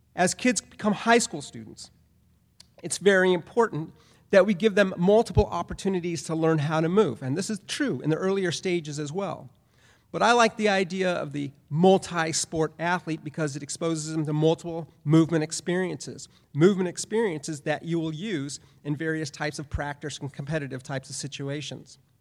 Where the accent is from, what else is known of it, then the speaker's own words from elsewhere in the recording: Southern California, United States; I grew up in Southern California